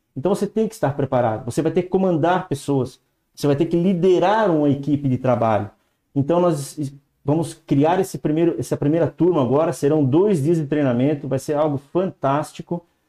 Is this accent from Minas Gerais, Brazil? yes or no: no; Blumenau, Santa Catarina, Brazil; also born or lived in São Paulo; now in São Bento do Sul, Brazil; sou nascido em Blumenau, aqui em Santa Catarina, aqui bem pertinho também